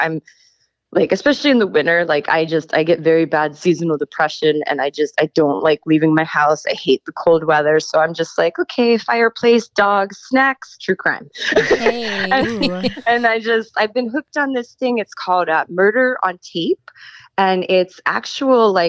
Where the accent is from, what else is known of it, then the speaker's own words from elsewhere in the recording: Long Island, New York, United States; I grew up in New York. I grew up on Long Island